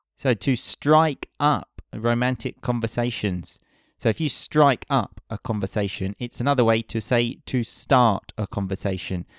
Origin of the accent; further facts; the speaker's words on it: Essex, East of England, United Kingdom; I'm from Essex.